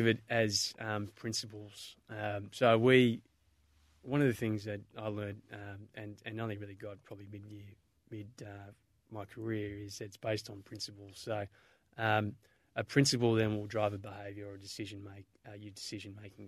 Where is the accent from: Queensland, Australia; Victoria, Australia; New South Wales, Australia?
Victoria, Australia; Melbourne; I grew up in Mentone in, in, uh, Bayside, Melbourne